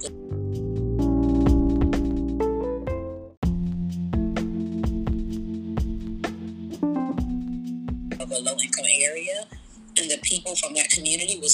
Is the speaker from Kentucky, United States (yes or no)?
no; Miami, Florida, United States; growing up in Liberty City, we did not have a grocery store located in my house.